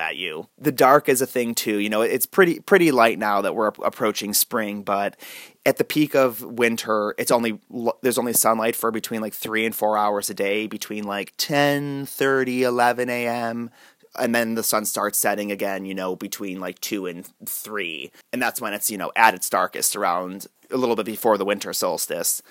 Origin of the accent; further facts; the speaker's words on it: North Olmsted, Ohio, United States; moved away as an adult; also born or lived in Chicago, Illinois / California; now in Alaska, United States; I was born in North Olmsted, Ohio, outside of Cleveland